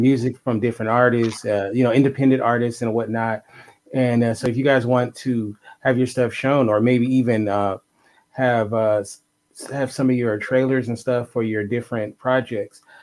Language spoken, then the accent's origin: English; Los Angeles, California, United States; I'm from Los Angeles, but I have a lot of Chicago family